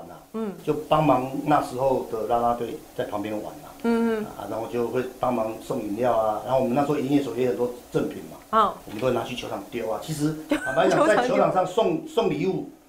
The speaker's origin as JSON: {"language": "Chinese", "region": "Hsinchu", "country": "Taiwan", "said": "我是新竹人，我是新竹人，OK，我现在老家还在新竹，哦，对对对对，啊，所以那时候的新竹没有棒球队"}